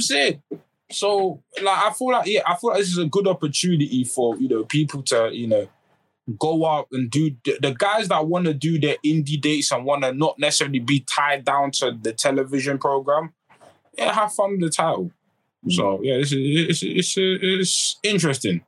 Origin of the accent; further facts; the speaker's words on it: United Kingdom; us as British fans